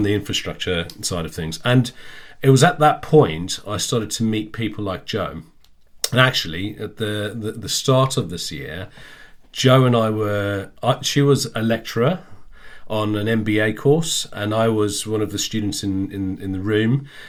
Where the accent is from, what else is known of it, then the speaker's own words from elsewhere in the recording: South Africa; moved away as an adult; Yeah, thank you. So … I grew up in South Africa. I left when I was 18.